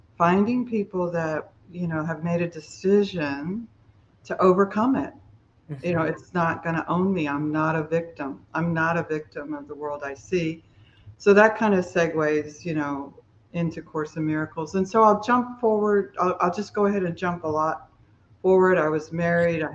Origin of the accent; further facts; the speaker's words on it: Miami, Florida, United States; I grew up in Miami, Florida, and my parents were alcoholic